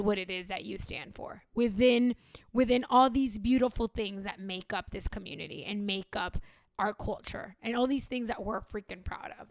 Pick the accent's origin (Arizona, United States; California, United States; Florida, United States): California, United States; Los Angeles; I was born in L